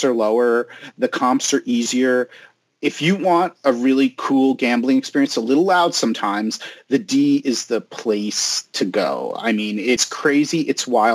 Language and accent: English; the New York area, United States; now in Las Vegas, United States; I'm originally from the New York area